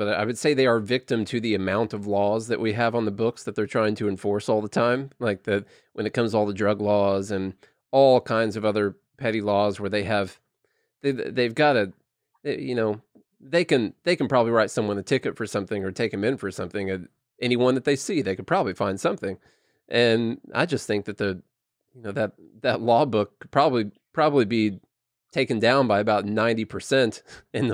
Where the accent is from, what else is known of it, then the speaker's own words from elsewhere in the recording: Illinois, United States; moved away; I'm from Illinois originally